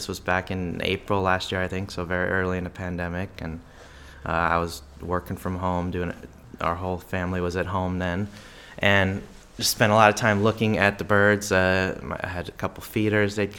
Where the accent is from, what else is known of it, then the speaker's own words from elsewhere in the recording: Omaha, Nebraska, United States; moved away as an adult; now in Topeka, United States; I'm from Omaha, Nebraska